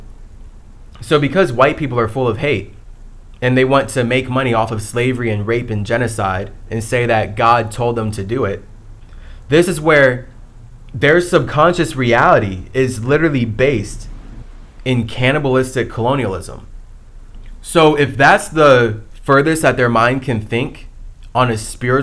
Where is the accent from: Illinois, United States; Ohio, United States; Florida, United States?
Ohio, United States; moved away as an adult; also born or lived in Chicago / San Diego; growing up in Ohio, growing up in the schools that I went